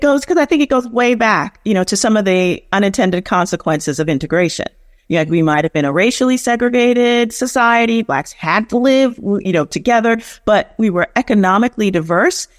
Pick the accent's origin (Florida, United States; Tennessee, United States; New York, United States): New York, United States; New York City; I'm from the South, South Bronx, so South Bronx all day